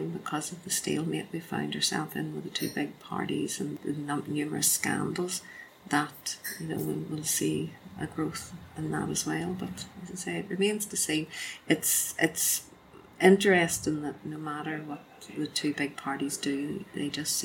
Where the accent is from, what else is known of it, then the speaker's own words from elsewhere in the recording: Belfast, Northern Ireland, United Kingdom; I was born in Belfast. I spent my whole life in Belfast